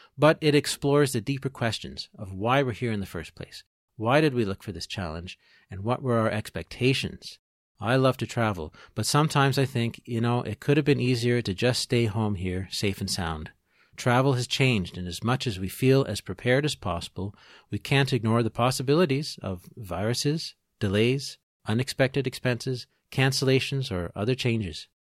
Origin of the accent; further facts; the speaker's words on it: Peterborough, Ontario, Canada; now in Trois-Rivières, Canada; I am originally from Peterborough, Ontario, I'm a proud Canadian